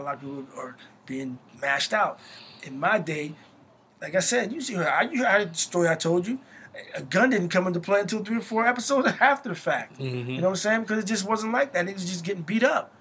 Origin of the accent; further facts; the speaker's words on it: Morristown, New Jersey, United States; My family's from Morristown, so I consider myself a Morristonian because it's been so long now. Like my grandmother and I was raised in Morristown